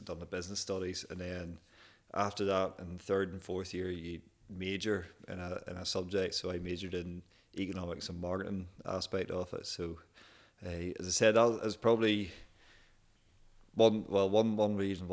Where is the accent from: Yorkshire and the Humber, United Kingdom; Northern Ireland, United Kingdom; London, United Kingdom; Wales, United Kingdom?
Northern Ireland, United Kingdom; Kilkeel; also born or lived in Dundee, Scotland; born and raised in Kilkeel